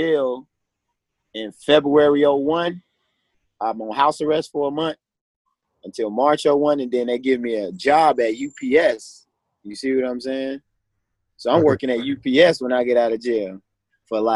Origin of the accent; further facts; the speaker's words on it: Chicago, Illinois, United States; I'm from Chicago, bro. Born and raised.